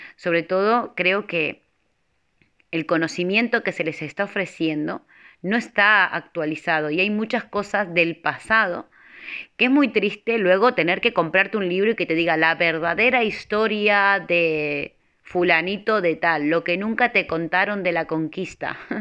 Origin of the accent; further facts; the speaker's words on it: Argentina; moved away as an adult; now in Spain; Nací en Argentina, pero en el dos mil tres tomé la decisión de venir con mi familia a España.